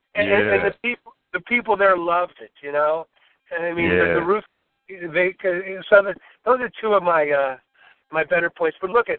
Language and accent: English; Cleveland, Ohio, United States; also born or lived in Columbus; in Cleveland, Ohio, which is my hometown.